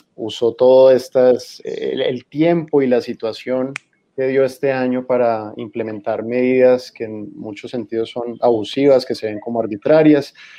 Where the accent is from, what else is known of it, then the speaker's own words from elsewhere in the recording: San Andrés, San Andrés and Providencia, Colombia; also born or lived in Barranquilla / Cartagena; now in Bogotá, Colombia; nací en Barranquilla y crecí en San Andrés.